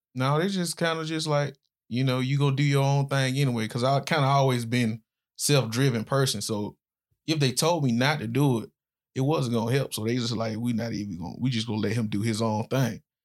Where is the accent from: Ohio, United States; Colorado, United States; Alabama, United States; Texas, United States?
Alabama, United States; Birmingham; moved away as an adult; also born or lived in Florida; I was born in Birmingham, Alabama, not far from where we at now. So, I grew up in pretty much rough neighborhood